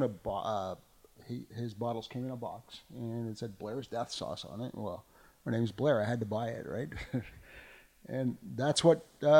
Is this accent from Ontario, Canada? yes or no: yes; Ottawa, Ontario, Canada; I am from Ottawa.